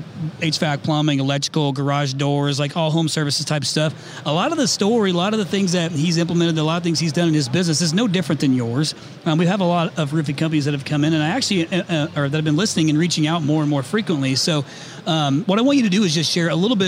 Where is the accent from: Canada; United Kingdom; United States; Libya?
United States; Indiana; moved away; we are both from Indiana